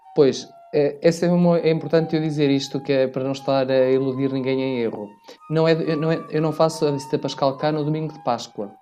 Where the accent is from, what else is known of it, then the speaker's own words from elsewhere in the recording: Vila Verde, Norte, Portugal; moved away as an adult; now in Alentejo, Portugal; eu sou natural da Diocese de Braga. Mais concretamente, sou minhoto de Vila Verde